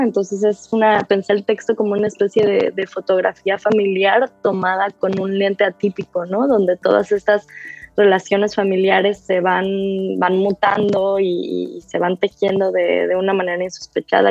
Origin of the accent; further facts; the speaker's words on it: Mexico; moved away as an adult; now in New York, United States; Hace casi una década que me fui de, de México, pero, pero pues hoy soy mexicana, crecí en México